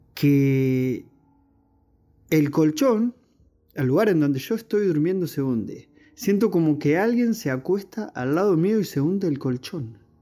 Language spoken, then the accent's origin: Spanish; Berisso, Buenos Aires Province, Argentina; soy de Argentina, de la localidad de Berizo